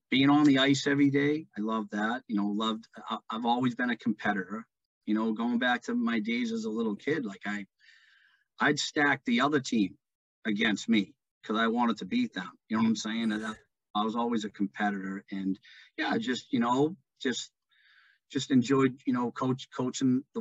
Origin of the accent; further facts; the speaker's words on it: British Columbia, Canada; moved away as an adult; Uh, didn't want to leave my hometown, didn't want to leave BC, but it was just, it just, you know, had come to the point where I had to, um, you know, move on in my life, so to speak.